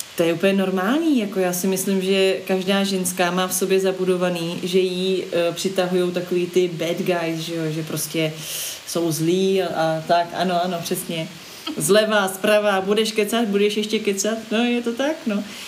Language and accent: Czech; Prague, Czechia; když jsem byla malá, tak v Holešovicích